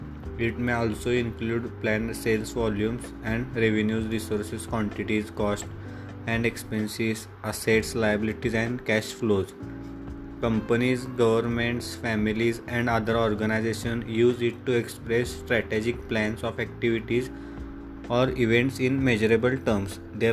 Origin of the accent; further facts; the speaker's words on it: Kolhapur, Maharashtra, India; I am from Kolhapur.